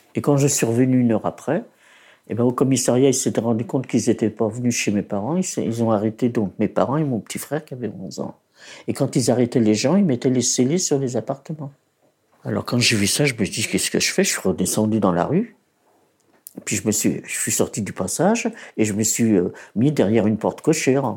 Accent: Paris, Île-de-France, France; also born or lived in Poland; Je suis née en Pologne le 5 janvier 1928. Mes parents ont émigré de Pologne en 1930, ils ont trouvé un appartement à Belleville

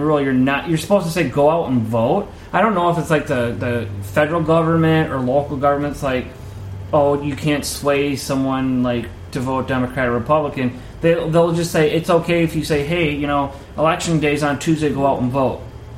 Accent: Ohio, United States; I'm from Ohio

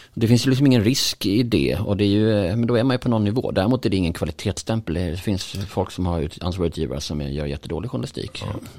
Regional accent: Bjäre Peninsula, Skåne, Sweden; jag är uppvuxen på Bjärhalvön

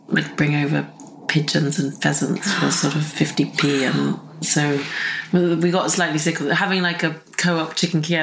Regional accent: Suffolk, East of England, United Kingdom; I grew up in Suffolk

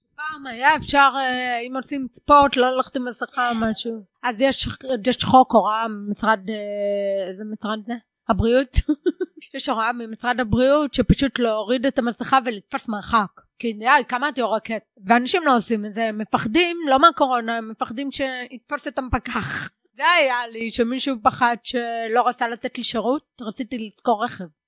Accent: the Krayot, Haifa District, Israel; אני מהקריות במקור. אני ארצית.

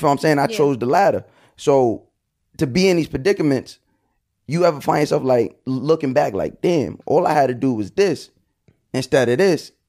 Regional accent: Long Island, New York, United States; I grew up on Long Island. We from a bad part of Long Island, but it's still Long Island. Like, you feel what I'm saying? Like, we had a house.

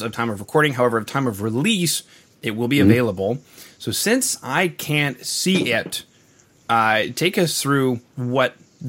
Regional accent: Canada; I am from Canada.

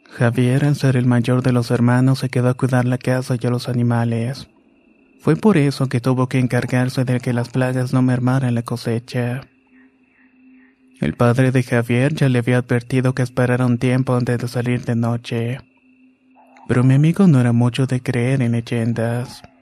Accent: Balancán, Tabasco, Mexico; also born or lived in Campeche; now in Colima, Mexico; en la actualidad tengo 27 años. Vivo en Colima y soy un miembro de la Infantería de Marina. Nací en Campeche, pero me crié en un pequeño pueblo en Balancán, Tabasco.

